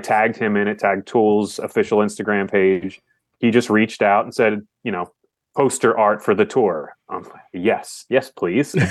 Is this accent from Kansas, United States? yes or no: no; Philadelphia, Pennsylvania, United States; I'm from Philly.